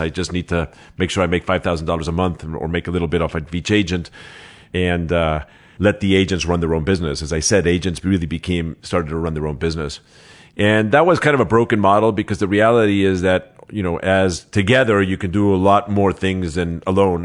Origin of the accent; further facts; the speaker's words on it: Los Angeles, California, United States; also born or lived in Mexico City, Mexico; I was born in Mexico City. I moved to Los Angeles at six years old, seven years old.